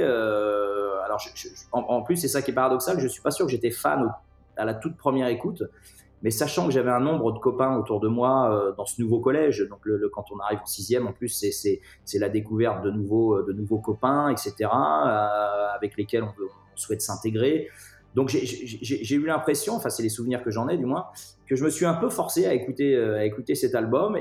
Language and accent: French; Clisson, Pays de la Loire, France; also born or lived in Nantes; je ne suis pas né à Clisson, mais j'y habite, euh, j'y habite depuis, euh, depuis ma plus tendre enfance